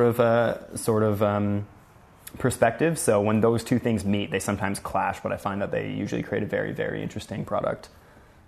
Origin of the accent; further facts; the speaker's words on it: Sudbury, Ontario, Canada; also born or lived in Toronto; I'm from Sudbury, Ontario. I grew up there and came to Toronto when I was 19